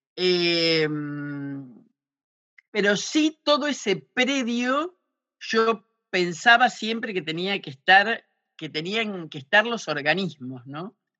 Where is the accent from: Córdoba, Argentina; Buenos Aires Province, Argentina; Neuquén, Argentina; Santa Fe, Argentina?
Santa Fe, Argentina; moved away as an adult; also born or lived in Chaco / Misiones / Buenos Aires; yo soy santafesina